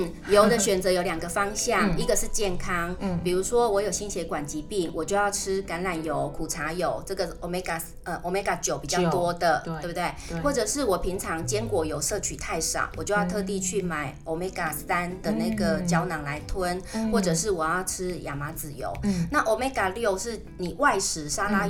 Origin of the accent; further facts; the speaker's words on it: Chiayi, Taiwan; 那你如果像我妈妈，因为我是嘉义人。